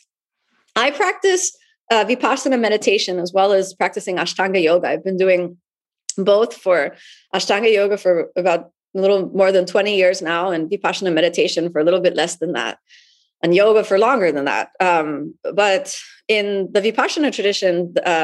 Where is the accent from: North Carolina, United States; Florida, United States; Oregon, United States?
Florida, United States; Miami; my hometown in Miami